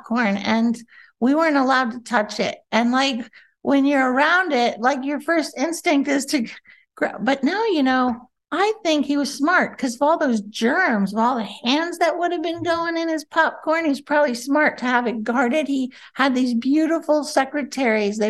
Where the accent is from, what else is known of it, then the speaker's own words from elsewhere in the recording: Miami, Florida, United States; moved away as an adult; also born or lived in Los Angeles; Miami, my hometown